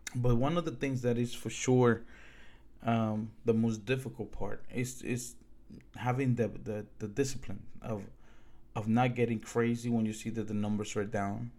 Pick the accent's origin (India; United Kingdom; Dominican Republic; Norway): Dominican Republic; now in United States; I'm from the Dominican Republic